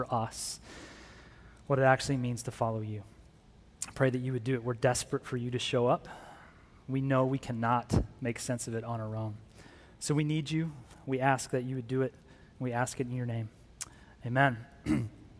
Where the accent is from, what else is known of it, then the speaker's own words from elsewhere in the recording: Phoenix, Arizona, United States; also born or lived in Tucson, Arizona; I grew up here in Phoenix, got here in high school, and then I left, went to the University of Arizona